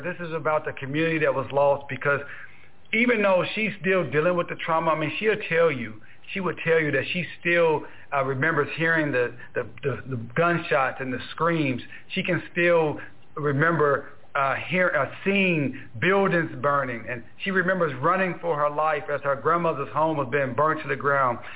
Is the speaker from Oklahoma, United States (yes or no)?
yes; Tulsa, Oklahoma, United States; I'm from Greenwood